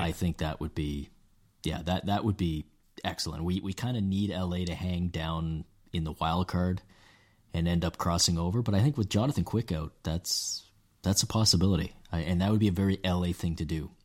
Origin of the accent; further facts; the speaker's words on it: Canada; being Canadian